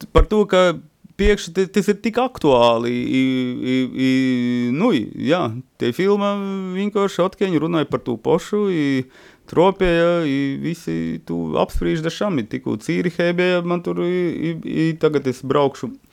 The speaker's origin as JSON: {"language": "Latvian", "region": "Latgale", "country": "Latvia", "tie": "born or raised there", "accent": "Latgalian", "moved": "yes", "lives_now": "Riga, Latvia", "said": "bērnības runāju ar viņiem latgaļiski."}